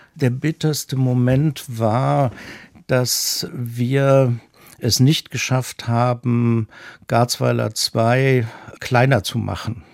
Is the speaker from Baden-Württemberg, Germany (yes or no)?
yes; Esslingen, Baden-Württemberg, Germany; moved away as an adult; also born or lived in Rhineland / Bonn / North Rhine-Westphalia; von Esslingen, wo ich aufgewachsen bin